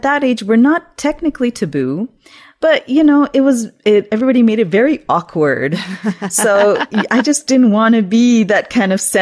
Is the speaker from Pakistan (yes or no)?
yes; Pakistan; When I was growing up in Pakistan, we used to have satellite TV at that time